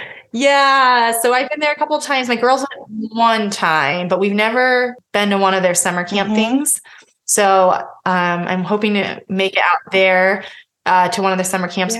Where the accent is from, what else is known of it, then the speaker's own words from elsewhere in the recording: Pennsylvania, United States; now in Indiana, United States; I was born in Pennsylvania. Mm-hmm. So I've spent a lot of time on the East Coast and a lot of time now in the Midwest.